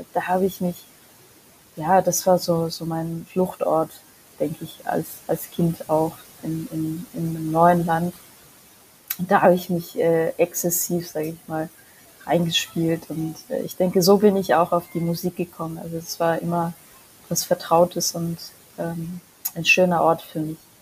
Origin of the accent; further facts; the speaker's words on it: Germany; also born or lived in Mongolia / Würzburg; nachdem ich nach Deutschland gezogen bin